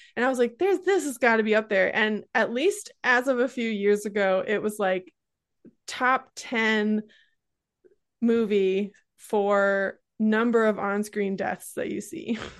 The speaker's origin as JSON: {"language": "English", "region": "Great Lakes", "country": "United States", "said": "I come from the Great Lakes region"}